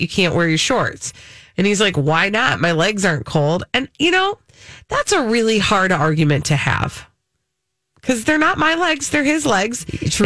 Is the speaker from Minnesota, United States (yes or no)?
yes; Minnesota, United States